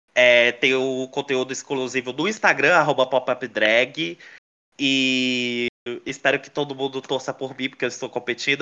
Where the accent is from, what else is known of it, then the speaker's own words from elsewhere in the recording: Brasília, Federal District, Brazil; tem aqui em Brasília, onde eu moro, que eu sou daqui de Brasília